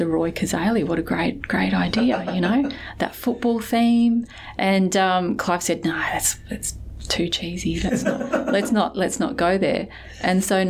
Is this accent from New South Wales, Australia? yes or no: no; Weipa, Queensland, Australia; now in Perth, Australia; I grew up in Weipa, well, you know, far north Queensland, on the west side of the Cape.